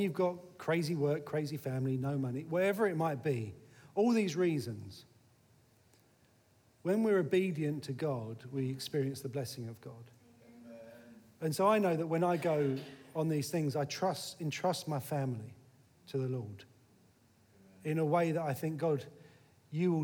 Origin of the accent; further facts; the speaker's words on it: Eltham, London, United Kingdom; also born or lived in Sidcup; I'm just from Eltham. Now, sometimes I say, actually, I'm from Sycup, because Sycup's a little bit posher than Eltham